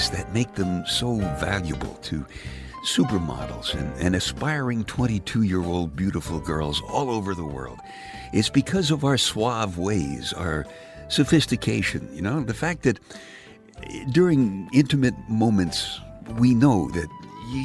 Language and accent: English; New York City, New York, United States; when I was just a kid growing up in Brooklyn